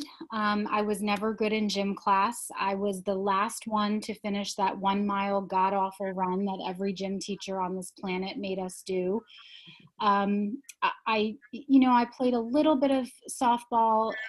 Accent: Harmony Township, New Jersey, United States; I am from a little town called Harmony Township, New Jersey. Which is outside of Phillipsburg

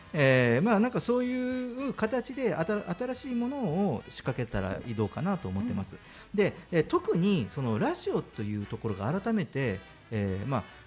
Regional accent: Kyushu, Japan; moved away; 僕九州人なんで

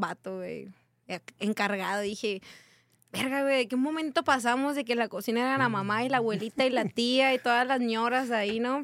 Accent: Hermosillo, Sonora, Mexico; moved away as an adult; also born or lived in Baja California; now in Tecate, Mexico; Soy originaria de Hermosillo, Sonora

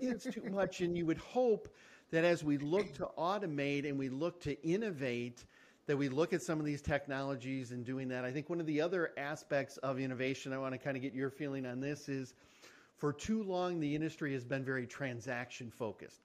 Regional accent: Michigan, United States; We're both from Michigan.

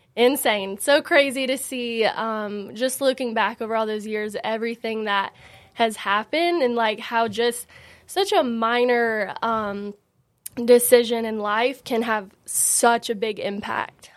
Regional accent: Franklin, United States; born and raised in Franklin

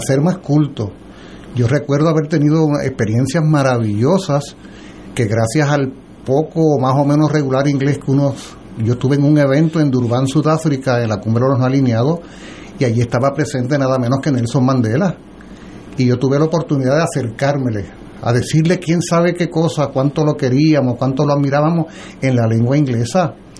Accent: Puerto Rico; la América insular, que somos nosotros

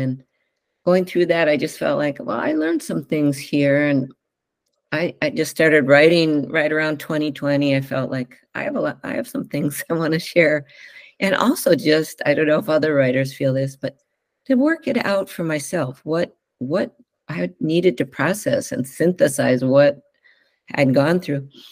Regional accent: Northfield, Minnesota, United States; moved away as an adult; also born or lived in Chicago, Illinois / Evanston, Illinois; now in Whidbey Island, United States; I grew up in the Midwest and a small town in Northfield, Minnesota

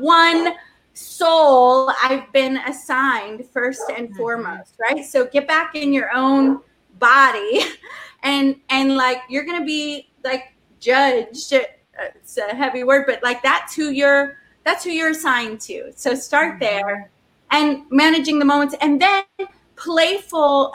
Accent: the South, United States; I'm from the South

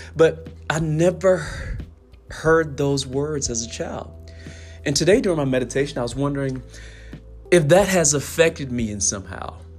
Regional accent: the South, United States; being a lower middle class black family growing up in the South

